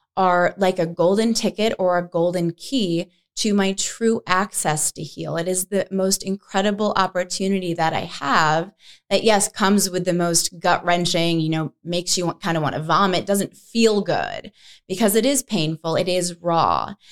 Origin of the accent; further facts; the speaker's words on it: New York, United States; moved away as an adult; also born or lived in Boston / San Francisco / Denver / Los Angeles; now in Arizona, United States; I grew up in New York. I moved to Boston right after high school